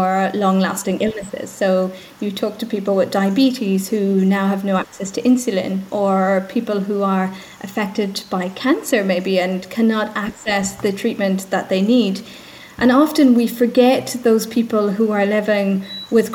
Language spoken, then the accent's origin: English; Ireland; accent: Irish; as you can maybe hear from my accent, I'm Irish, so I'm based just outside of Dublin in Ireland